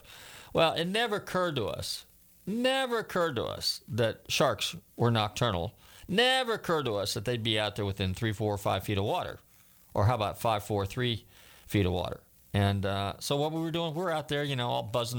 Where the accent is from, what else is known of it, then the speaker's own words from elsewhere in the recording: Northern California, United States; when I grew up in Northern California